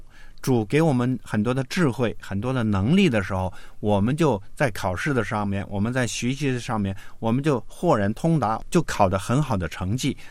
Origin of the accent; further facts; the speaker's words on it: China; 嗯，所以我们中国人说呢，谋事在人，成事在天啊